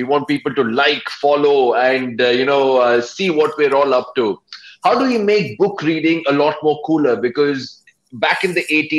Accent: India; As an Indian author, there is this thing that, you know, at least that's what a lot of people believe

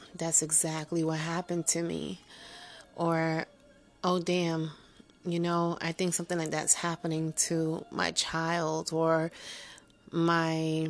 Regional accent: Paterson, New Jersey, United States; accent: Jersey, New York; it's a Jersey, New York accent. And it is what it is. I am a Jersey girl from Patterson

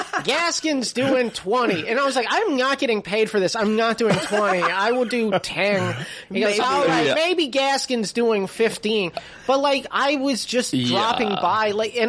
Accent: Canada; And I was like, I'm from Canada. Can I get on?

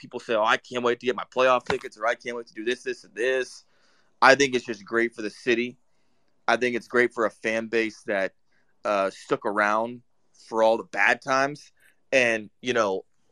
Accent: Sacramento, California, United States; I'm from Sacramento

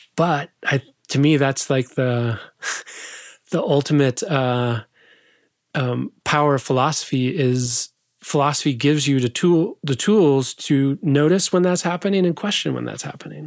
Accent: southwest Idaho, United States; moved away; I grew up in a little farm town in southwest Idaho

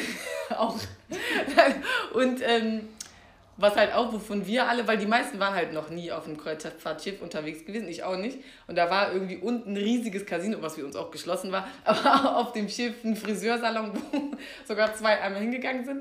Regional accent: Germany; man kommt aus Deutschland

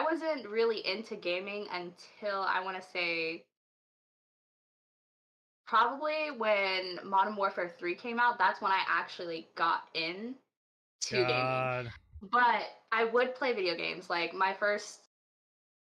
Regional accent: North Texas, United States; moved away; we moved from North Texas down south

